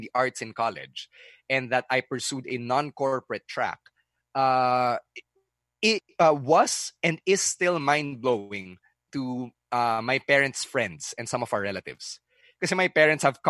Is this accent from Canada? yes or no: no; Philippines; I was born in the Philippines. I grew up in the Philippines. I live in the Philippines.